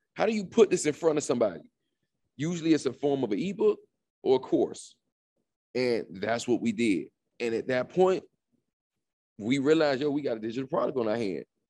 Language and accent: English; Opa-locka, Florida, United States; I'm from, um, born and raised in Miami, Florida. Um, more specific, Opelika